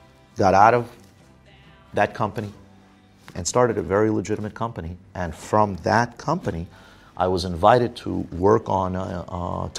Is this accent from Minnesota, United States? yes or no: no; New York City, New York, United States; also born or lived in Soviet Union; growing up in places like Coney Island, growing up in Brooklyn